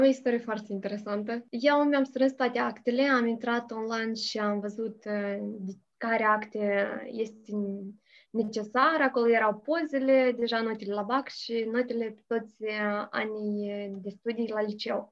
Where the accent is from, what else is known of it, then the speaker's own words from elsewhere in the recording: Hârtopul Mare, Criuleni District, Moldova; moved away as an adult; now in Chișinău, Moldova; Sunt din Hârtopul Mare, raionul Criuleni și am făcut uh, studiile în Hârtopul Mic